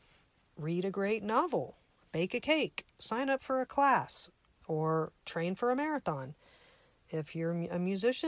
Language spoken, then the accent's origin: English; United States; I'm an American, that I live in a free country